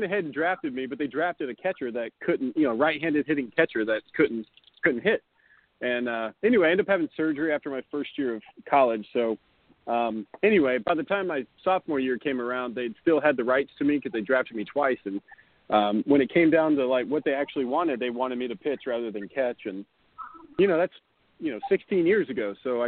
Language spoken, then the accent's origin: English; the South, United States; Well, I grew up in the South. And after playing in Helena and then playing in Beloit, I lost my accent.